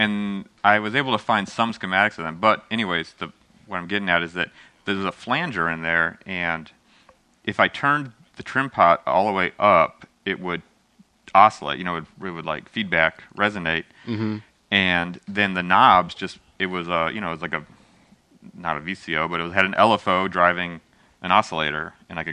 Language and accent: English; Midwest, United States; I grew up in the United States where we have all this rock